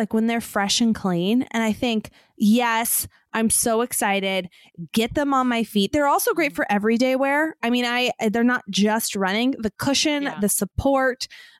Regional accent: Chandler, Arizona, United States; As requested, I'm from Chandler, Arizona.

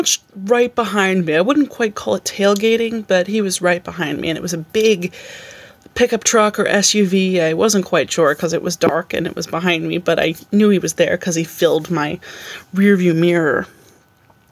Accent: Albany, New York, United States; So I said I'm from Albany, but I grew up in a town just outside of Albany

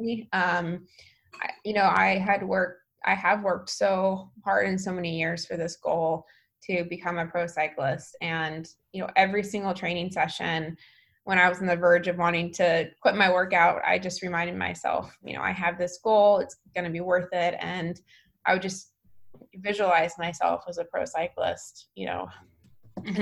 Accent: Alaska, United States; also born or lived in San Francisco; now in Menlo Park, United States; I'm from Alaska

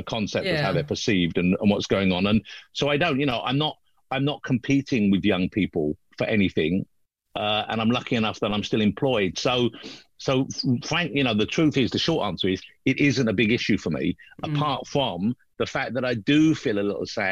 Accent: London, United Kingdom; I was born in London, I always lived in London

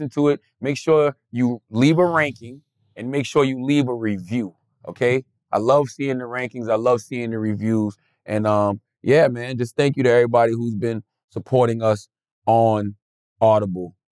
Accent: Charleston, South Carolina, United States; my birthplace, my hometown of Charleston, South Carolina.

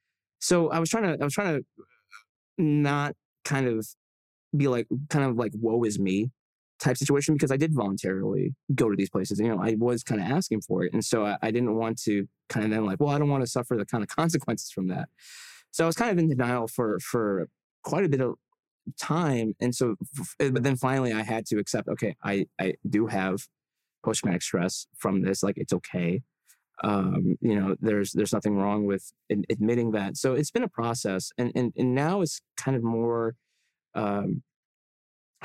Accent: Illinois, United States; my home state of Illinois

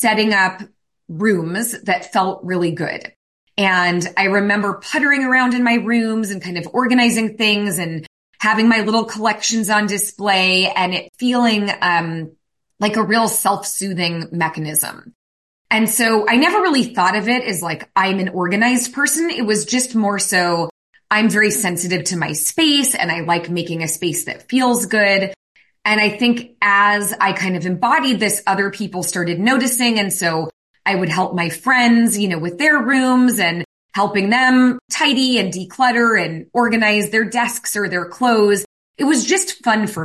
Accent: San Francisco Bay Area, California, United States; I was raised in the San Francisco Bay Area

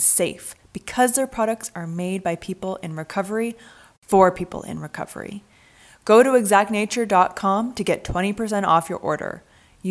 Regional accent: Vancouver, British Columbia, Canada; moved away as an adult; now in Los Angeles, United States; I'm from Vancouver, Canada.

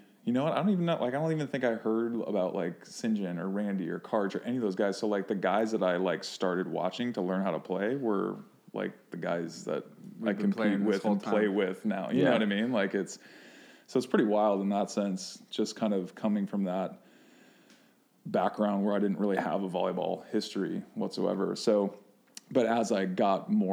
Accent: Minnesota, United States; moved away; growing up in Minnesota

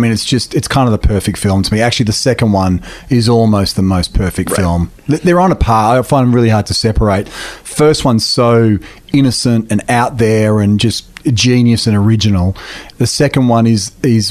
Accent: Australia; being from Australia

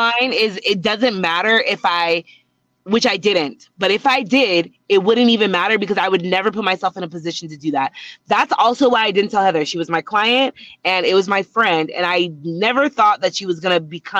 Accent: Utah, United States; I'm from Utah. I've worked in the celebrity space for a few years now.

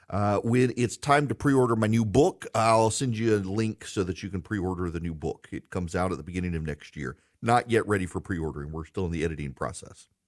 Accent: United States; I'm an American who believes in America

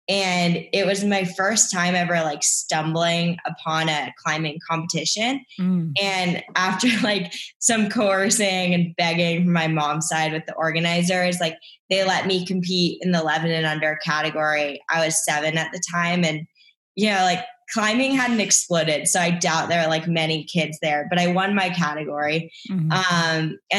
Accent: Canada; I'm also Canadian, but I'm a dual citizen.

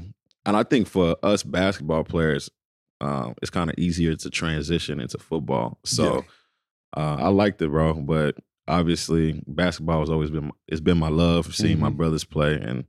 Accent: Dallas, Texas, United States; also born or lived in Kinshasa, DR Congo; I was born in Congo, Kinshasa. So that's where I was born. That's where my roots is. Moved to here in Dallas about five years old and grew up basically here in Dallas, Texas.

